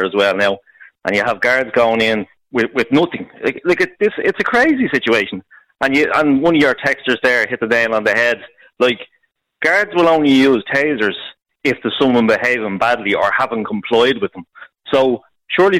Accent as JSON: {"language": "English", "town": "Dublin", "region": "Leinster", "country": "Ireland", "said": "I'm from Finglas, Glasnevin area"}